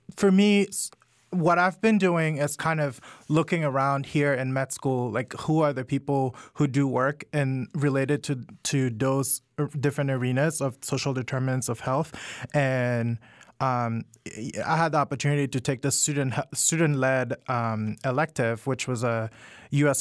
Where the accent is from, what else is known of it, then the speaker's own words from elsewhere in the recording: Cameroon; moved away as an adult; also born or lived in Washington, DC, United States / Georgia, United States; now in United States; I I'm originally from Cameroon and I moved to the US to go to college about 10